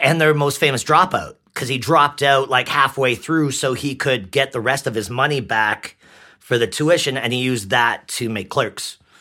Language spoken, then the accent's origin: English; White Rock, British Columbia, Canada; accent: Canadian; also born or lived in Langley, British Columbia / Ottawa, Ontario; I was born in White Rock. I lived in Ottawa, Ontario for years.